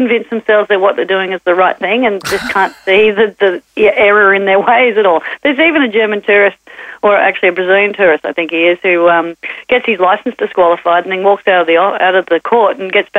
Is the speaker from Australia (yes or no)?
yes; Manly, New South Wales, Australia; growing up in Manly